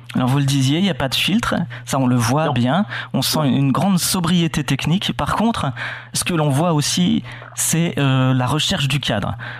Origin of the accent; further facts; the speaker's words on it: Normandy, France; quand on est normand